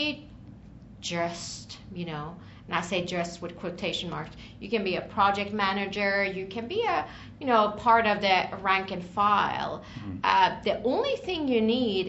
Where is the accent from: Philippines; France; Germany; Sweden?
Sweden; Stockholm, Stockholm County; now in Washington, DC, United States; originally from Stockholm, Sweden. I've been in the DC area for the past, I would say, 16 years or so